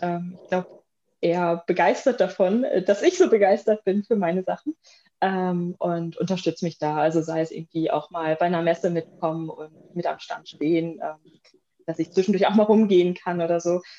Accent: Bielefeld, North Rhine-Westphalia, Germany; moved away as an adult; also born or lived in Münster / Cologne / Bremen; ich komme gebürtig, komme ich aus Bielefeld

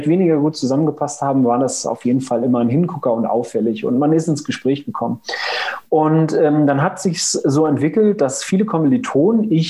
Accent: Lüneburg, Lower Saxony, Germany; komme aus Lüneburg. Hier ist das Zentrum äh, meines Lebens. Bin ich gebürtiger Lüneburger, aber eigentlich meine ganze Kindheit hier verbracht. Ähm, zum Studium mal weggezogen, dann äh, wieder hergezogen

